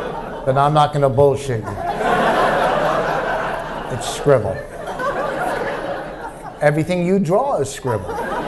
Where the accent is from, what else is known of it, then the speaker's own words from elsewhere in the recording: New Jersey, United States; You know, I'm a Jew from New Jersey, you know.